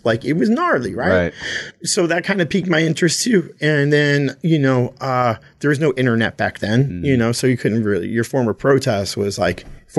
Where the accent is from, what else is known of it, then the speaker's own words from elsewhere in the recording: Toms River, New Jersey, United States; growing up in Tom's River in the 80s